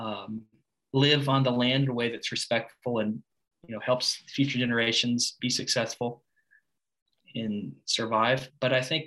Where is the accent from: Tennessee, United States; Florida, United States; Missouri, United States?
Missouri, United States; Springfield; I grew up in the Ozarks